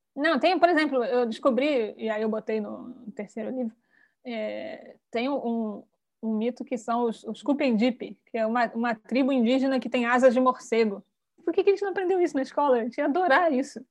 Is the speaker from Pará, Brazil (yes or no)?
no; Rio de Janeiro, Brazil; eu sou carioca